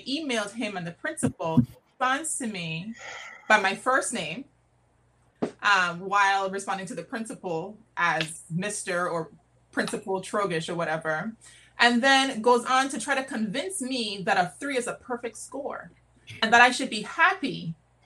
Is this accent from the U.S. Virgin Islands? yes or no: yes; U.S. Virgin Islands; now in Washington, DC, United States; I'm from St. Croix, but I'm living in DC